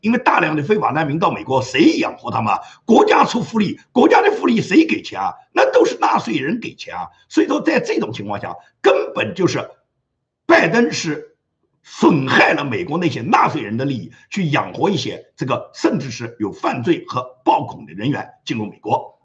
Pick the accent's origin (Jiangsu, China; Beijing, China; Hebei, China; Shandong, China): Jiangsu, China; Nanjing; moved away; 是来自中国这个南京的这么一个家乡，啊，就是我的家乡是中国南京的